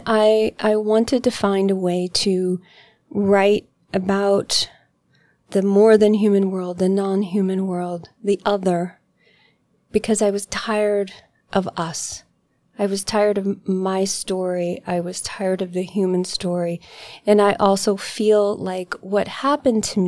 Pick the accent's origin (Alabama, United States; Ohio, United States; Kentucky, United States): Kentucky, United States; moved away as an adult; now in Asheville, United States; I grew up in Kentucky